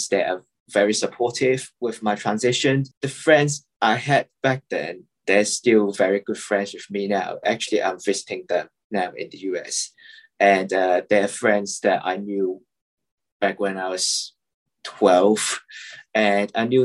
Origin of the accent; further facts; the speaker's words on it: Hong Kong; I'm from Hong Kong